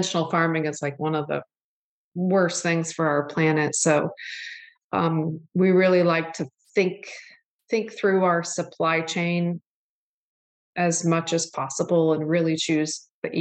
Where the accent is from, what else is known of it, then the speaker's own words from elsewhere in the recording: Syracuse, Indiana, United States; I grew up, I mean, looking back on it now, I'm just so lucky. I was just up there actually this last weekend, but it's a lake up in northern Indiana called Lake Papakichi. And it's in Syracuse